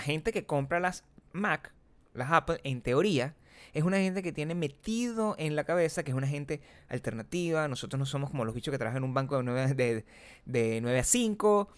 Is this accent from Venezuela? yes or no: yes; Venezuela; accent: Venezuelan; moved away; yo me fui de Venezuela